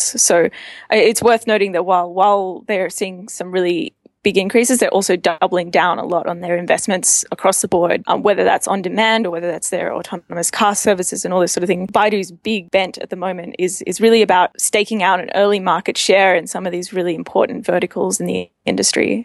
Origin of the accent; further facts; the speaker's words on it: Australia; accent: Australian; moved away as an adult; also born or lived in Mongolia / Myanmar; I'm Australian. I'm not. You can probably tell that from my accent.